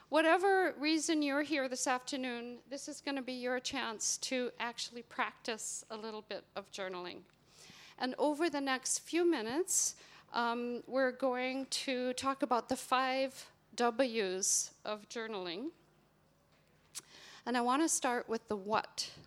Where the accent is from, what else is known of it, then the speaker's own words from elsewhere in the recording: Minnesota, United States; moved away as an adult; now in Northern Ireland, United Kingdom; given that I have been in Northern Ireland for almost 30 years. I moved here from Minnesota.